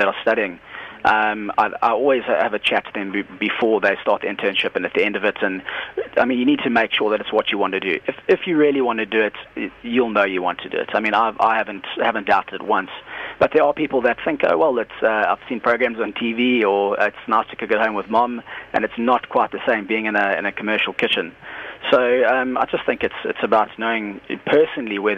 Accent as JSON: {"language": "English", "town": "Durban", "region": "KwaZulu-Natal", "country": "South Africa", "said": "I'm from Durban, and the food scene isn't as big as it is everywhere else in the country."}